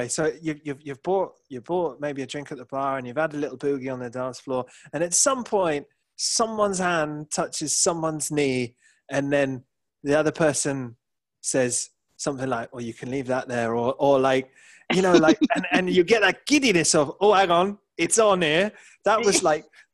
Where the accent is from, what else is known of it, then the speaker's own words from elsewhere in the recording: England, United Kingdom; as an Englishman